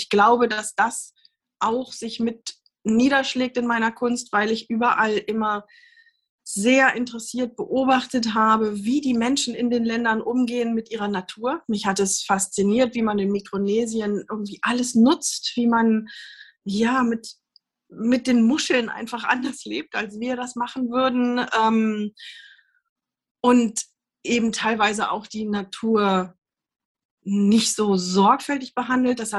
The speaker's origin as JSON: {"language": "German", "town": "Göttingen", "region": "Lower Saxony", "country": "Germany", "tie": "born or raised there", "said": "ja, ich bin äh, aufgewachsen in Göttingen, ähm, hab da, äh, bin da zur Schule gegangen, habe da Abi gemacht und bin nach dem Abi in die USA gegangen, nach Kalifornien."}